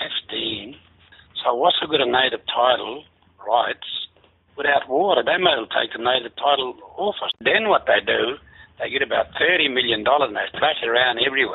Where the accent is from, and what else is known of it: Barkindji, New South Wales, Australia